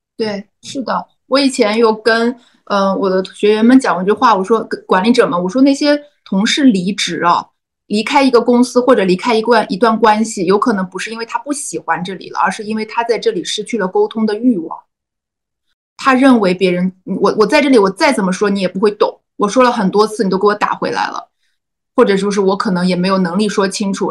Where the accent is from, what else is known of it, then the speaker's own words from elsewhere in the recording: Qingdao, Shandong, China; 因为我是青岛人，我在青岛日报投了一篇文章